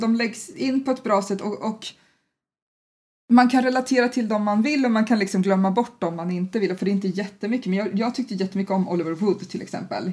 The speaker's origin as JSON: {"language": "Swedish", "country": "Sweden", "said": "som svensk"}